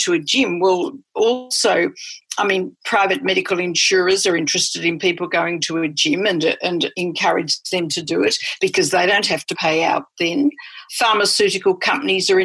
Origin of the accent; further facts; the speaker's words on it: Australia; moved away as an adult; also born or lived in Johannesburg, South Africa; I'm Australian